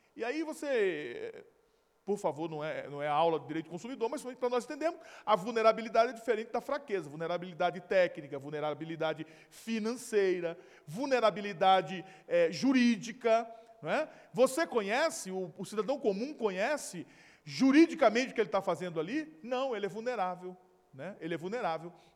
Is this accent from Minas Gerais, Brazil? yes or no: no; Recife or Olinda, Northeast, Pernambuco, Brazil; moved away; onde eu nasci e me criei. Ali, ó, tá vendo aquelas, aquelas parafitas ali, ó, na maré. É bem provável que ali seja foto de, é, de Brasília Teimosa, ali de, de Recife ou de Olinda